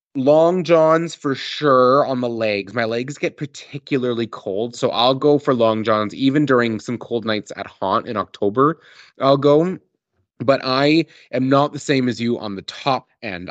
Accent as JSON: {"language": "English", "town": "Calgary", "region": "Alberta", "country": "Canada", "tie": "born or raised there", "said": "I grew up in Calgary"}